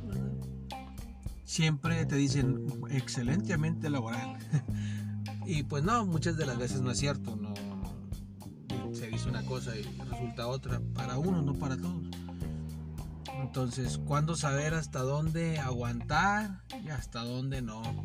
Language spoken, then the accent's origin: Spanish; Mexico; como nosotros mexicanos